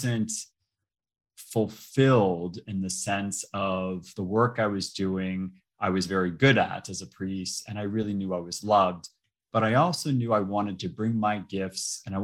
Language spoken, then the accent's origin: English; Boston, Massachusetts, United States; I'm originally from Boston. I was born and raised in Boston